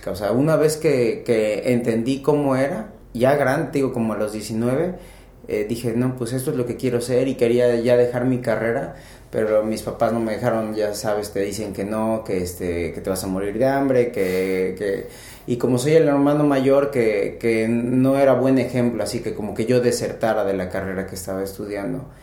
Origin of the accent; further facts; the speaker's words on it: Pachuca, Hidalgo, Mexico; also born or lived in Ensenada, Baja California / Mexico City; el DF, pero desde hace como 20 años estoy en Pachuca y siempre cuando me preguntan de dónde soy, yo digo que soy de Pachuca.